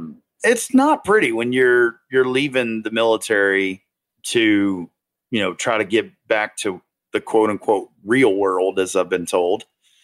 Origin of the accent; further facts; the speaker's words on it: North Carolina, United States; now in Massachusetts, United States; North Carolina.